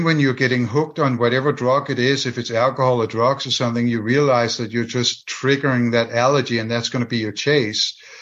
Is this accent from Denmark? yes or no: yes; Denmark; English is a second language; moved away